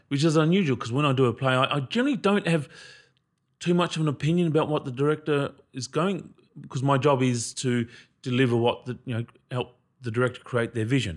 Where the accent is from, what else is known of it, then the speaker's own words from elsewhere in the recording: Queensland, Australia; I'm from Queensland